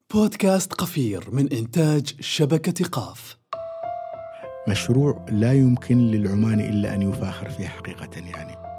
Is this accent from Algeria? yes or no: no; Oman; أكون عماني وأن تكون بلدي